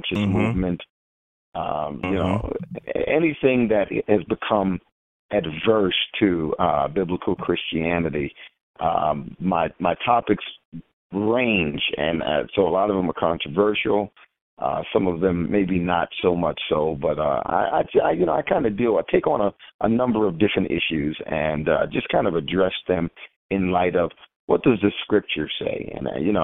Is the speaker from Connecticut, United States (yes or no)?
no; New York City, New York, United States; now in Atlanta, United States; I am originally from Queens, New York